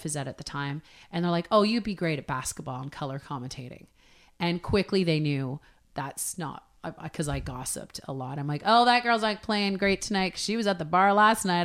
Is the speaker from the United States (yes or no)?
no; Hamilton, Ontario, Canada; I grew up in Hamilton, so Great Big Steel City